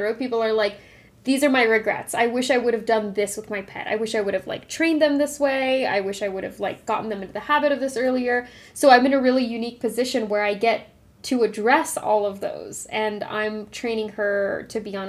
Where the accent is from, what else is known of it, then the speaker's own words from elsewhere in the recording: Arizona, United States; I grew up in Arizona